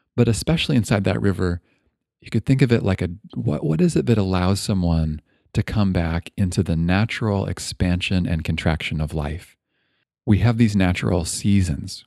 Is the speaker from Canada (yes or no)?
yes; Toronto, Ontario, Canada; now in Bay Area, California, United States; I grew up in Toronto